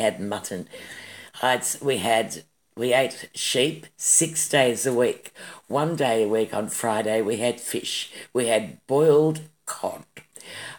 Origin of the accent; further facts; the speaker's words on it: Melbourne, Victoria, Australia; I was born in Melbourne and I grew up in Melbourne